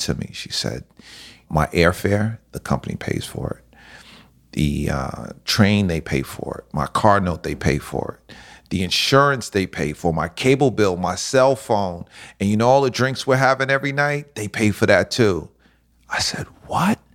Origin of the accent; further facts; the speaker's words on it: White Plains, New York, United States; also born or lived in Miami; Born and raised in the suburbs